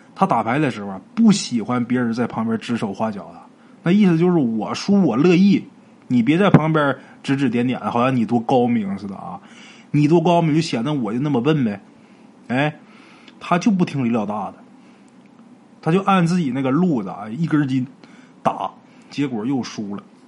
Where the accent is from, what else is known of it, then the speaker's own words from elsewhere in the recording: Northeast China, China; 我们东北话说一个老爷们儿面地瓜